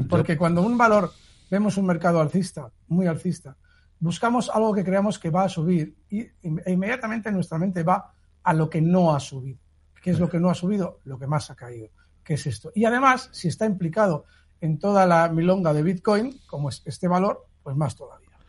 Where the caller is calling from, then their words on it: Madrid, Community of Madrid, Spain; de Madrid para el señor Iturralde